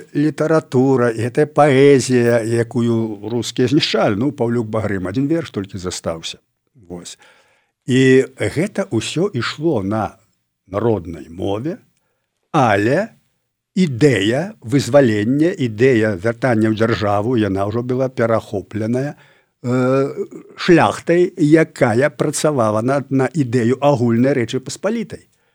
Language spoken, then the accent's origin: Belarusian; Belarus; мы беларусы